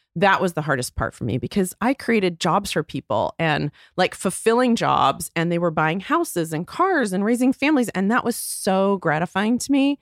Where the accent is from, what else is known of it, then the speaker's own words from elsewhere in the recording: Texas, United States; moved away as an adult; also born or lived in Chicago; I grew up in Texas